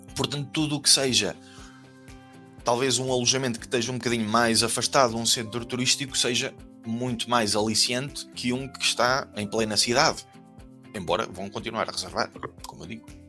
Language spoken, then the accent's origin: Portuguese; Portugal; moved away as an adult; also born or lived in Germany; nós, como bons portugueses